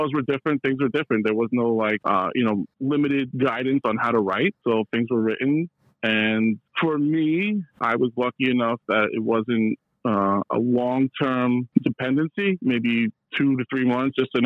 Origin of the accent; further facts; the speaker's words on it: Hudson Valley, New York, United States; moved away as an adult; now in Brooklyn, United States; I'm from the Hudson Valley. When I was around 20 years old, I moved to Brooklyn